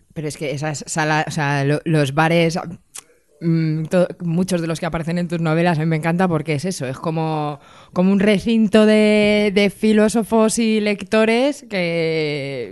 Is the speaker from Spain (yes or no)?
yes; Madrid, Community of Madrid, Spain; Yo es que soy de esas personas que no tiene pueblo. Soy urbanita de raza, rata madrileña